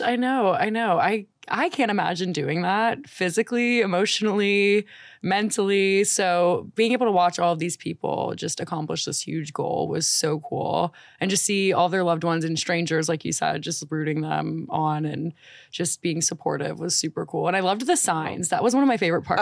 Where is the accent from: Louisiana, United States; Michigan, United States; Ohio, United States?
Louisiana, United States; New Orleans; moved away; I'm from New Orleans